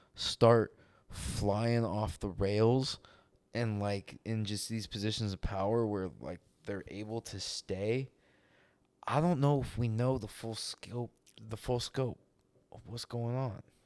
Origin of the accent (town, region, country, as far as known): United States